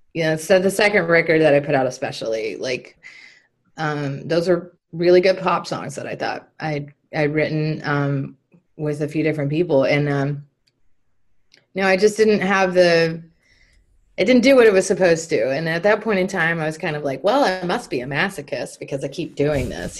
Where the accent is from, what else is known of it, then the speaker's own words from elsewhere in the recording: Texas, United States; moved away as an adult; also born or lived in Nashville; growing up in Texas and coming back to Texas, I lived in Nashville for a few years